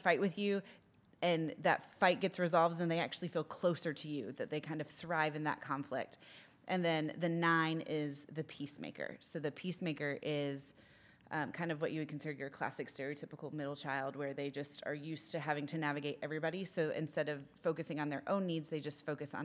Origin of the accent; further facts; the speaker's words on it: United States; moved away; as the American on staff